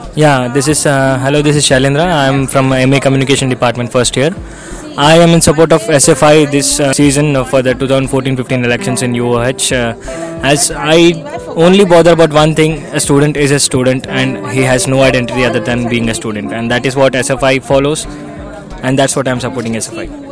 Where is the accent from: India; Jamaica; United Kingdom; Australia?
India; Northeast India; moved away as an adult; now in Hyderabad, India; coming from a northeast northeastern region